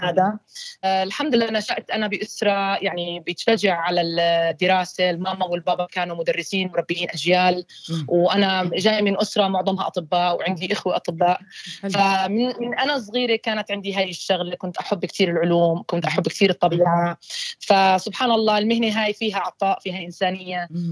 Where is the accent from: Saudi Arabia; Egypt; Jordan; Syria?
Jordan; first language Arabic; moved away as an adult; also born or lived in Ukraine; now in Australia; اصلي انا أيوة. آه، من الاردن